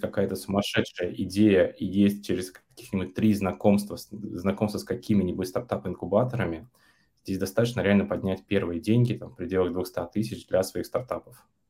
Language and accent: Russian; Yaroslavl, Yaroslavl Oblast, Russia; moved away as an adult; also born or lived in Vietnam; now in Germany; Я последние 7 лет живу в Германии, до этого пару лет жил во Вьетнаме, а сам я из Ярославля.